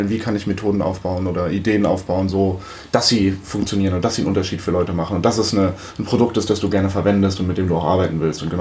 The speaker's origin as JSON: {"language": "German", "town": "Frankfurt", "region": "Hesse", "country": "Germany", "tie": "born or raised there", "also_born_or_lived": "Limburg an der Lahn / Wiesbaden", "said": "ich bin tatsächlich born and raised in Frankfurt"}